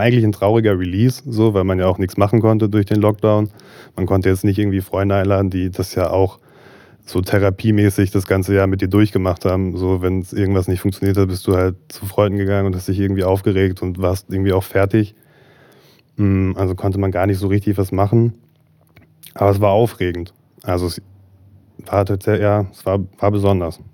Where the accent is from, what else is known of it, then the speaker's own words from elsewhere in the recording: Marburg, Hesse, Germany; also born or lived in Berlin; ich komme gebürtig aus Marburg, bin hier groß geworden